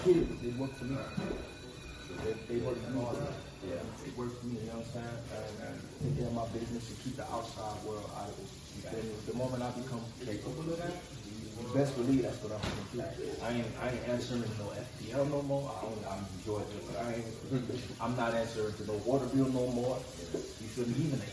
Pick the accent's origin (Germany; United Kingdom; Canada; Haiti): Haiti; now in Florida, United States; I grew up in Haiti